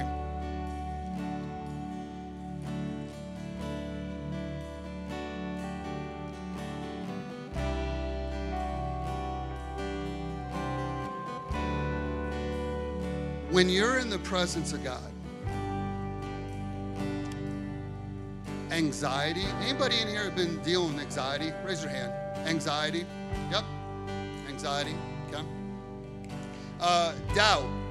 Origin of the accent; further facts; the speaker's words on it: Chicago, Illinois, United States; I grew up in Chicago.